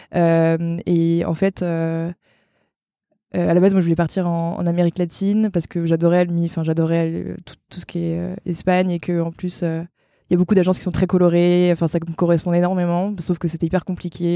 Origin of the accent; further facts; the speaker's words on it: Brittany, France; je suis bretonne et j'ai 31 ans